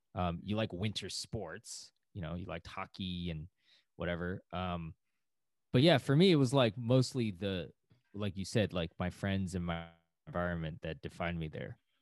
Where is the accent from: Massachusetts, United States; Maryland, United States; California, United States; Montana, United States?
Massachusetts, United States; Cambridge; also born or lived in West Coast; now in New York, United States; I'm from Cambridge, Massachusetts." That's my hometown.